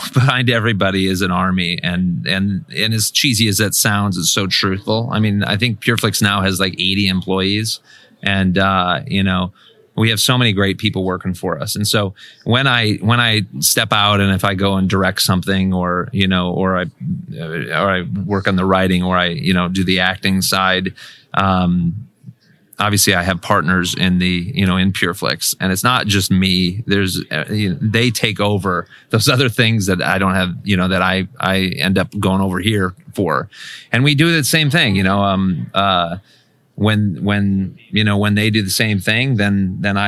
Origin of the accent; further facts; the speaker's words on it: Kansas, United States; moved away as an adult; I'm from Kansas